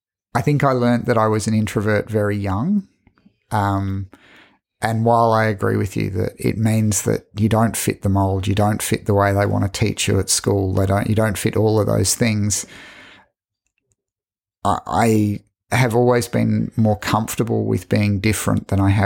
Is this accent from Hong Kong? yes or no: yes; Hong Kong; born there; also born or lived in Singapore; I was in Hong Kong. I was born in Hong Kong because he was working on the MTR.